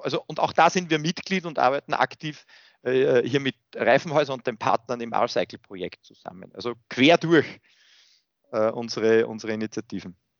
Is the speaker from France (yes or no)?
no; Austria; ich bin an und für sich in einer sehr behüteten ländlichen Umgebung aufgewachsen hier in Österreich